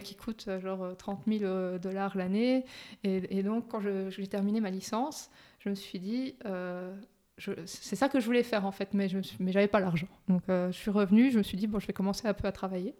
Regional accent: Luxembourg; also born or lived in Brussels, Belgium; Je suis belgo-luxembourgeoise. Donc, je suis née à Bruxelles mm-hmm. et mes parents sont venus au Luxembourg quand j'avais 4 ans.

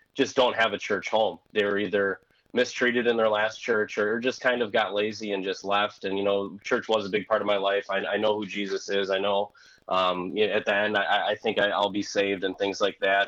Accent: Wisconsin, United States; accent: thick Wisconsin; moved away as an adult; now in Missouri, United States; my thick Wisconsin accent sticks out like a sore thumb

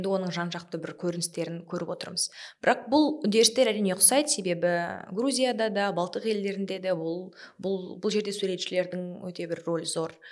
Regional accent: Kazakhstan; мен сол үш тілді қазақ болған мүмкіндігім бар бірақ мен ол үш орыс тілді ортада өскен адаммын

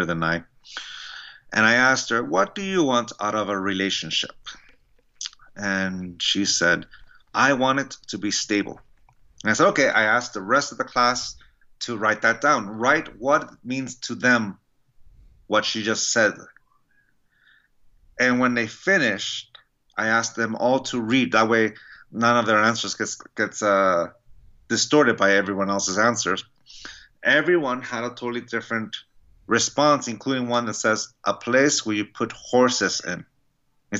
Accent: San Diego, California, United States; I grew up in San Diego, California

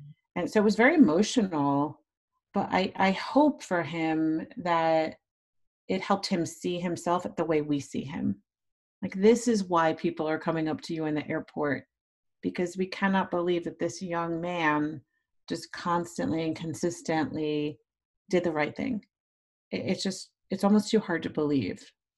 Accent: the North, United States; You know, I'm from the North, so I don't know that I can really speak to a Black Southern identity today.

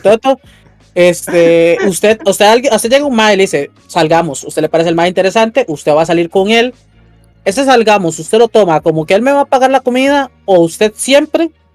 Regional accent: Costa Rica; Yo soy el …

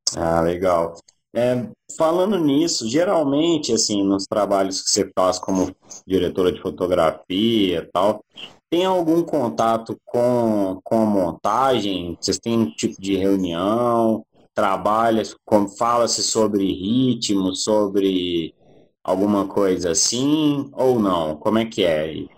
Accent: Belo Horizonte, Minas Gerais, Brazil; eu sou de Belo Horizonte

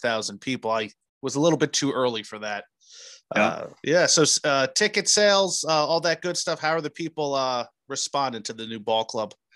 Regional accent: New Jersey, United States; I grew up in New Jersey

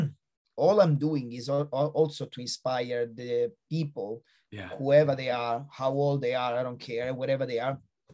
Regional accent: Italy; moved away; also born or lived in Australia; Italy, which is my home country

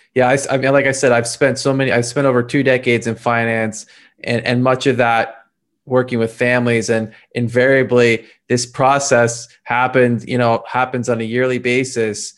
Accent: Philadelphia, Pennsylvania, United States; moved away; I'm actually from Philadelphia originally

